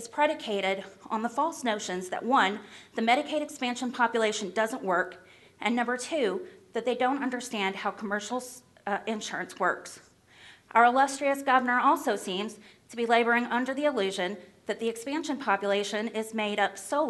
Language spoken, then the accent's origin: English; Clay County, Kentucky, United States; I'm from Clay County, Kentucky